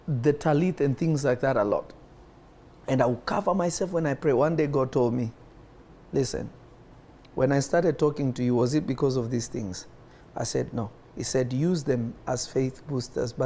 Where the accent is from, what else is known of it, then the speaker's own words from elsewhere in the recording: Kenya; I grew up in Kenya.